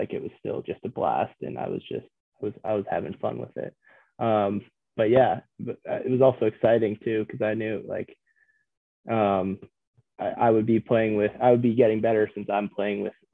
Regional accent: Virginia, United States; also born or lived in Milwaukee, Wisconsin; I was there till about like, third grade, I think, is when I moved to Virginia

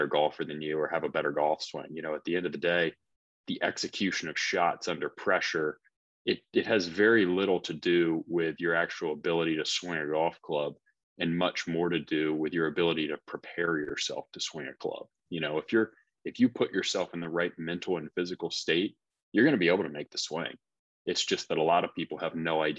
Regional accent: Charlotte, North Carolina, United States; moved away as an adult; I'm from Charlotte, North Carolina

